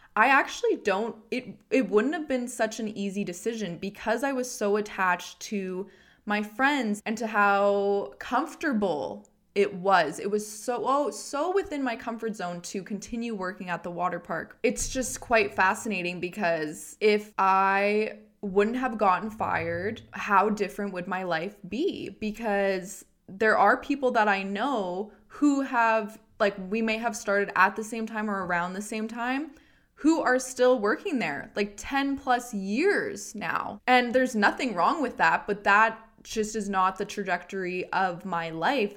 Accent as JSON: {"language": "English", "town": "Edmonton", "region": "Alberta", "country": "Canada", "said": "I'm from Edmonton and I worked"}